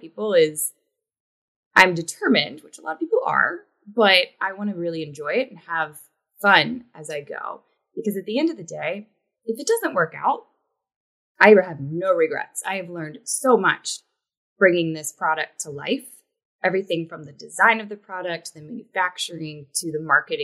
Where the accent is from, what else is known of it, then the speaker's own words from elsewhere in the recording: West Virginia, United States; moved away as an adult; also born or lived in Hong Kong; now in New York City, United States; I am originally from West Virginia, which is a southern state